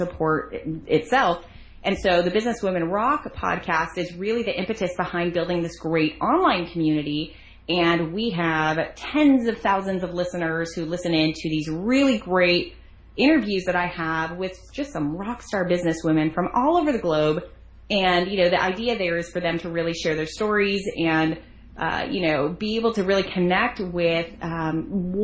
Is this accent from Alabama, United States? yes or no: no; Arizona, United States; moved away as an adult; now in Florida, United States; I was raised in Arizona amongst a family of eight